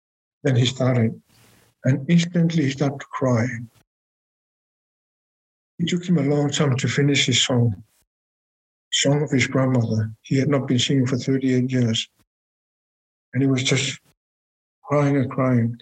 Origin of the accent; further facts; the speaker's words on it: Greenland; I'm from Greenland